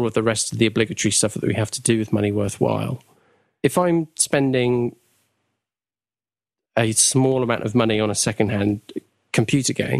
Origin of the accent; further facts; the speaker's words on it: United Kingdom; we're British